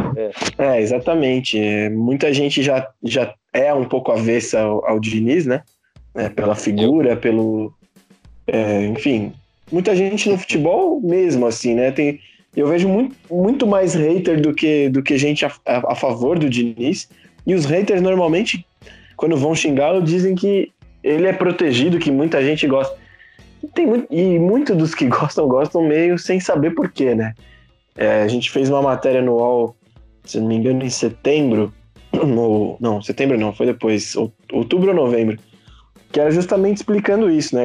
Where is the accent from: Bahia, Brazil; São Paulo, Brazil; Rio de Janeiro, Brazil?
São Paulo, Brazil; tenho 26 anos, sou paulistano.